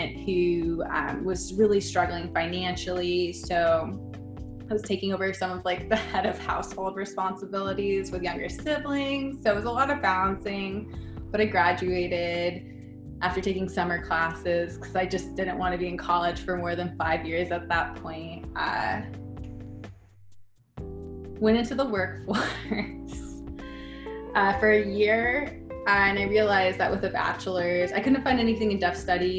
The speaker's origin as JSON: {"language": "English", "town": "Burbank", "region": "California", "country": "United States", "tie": "born or raised there", "also_born_or_lived": "Pasadena", "first_language": "English", "said": "I was born in Pasadena, grew up in Burbank."}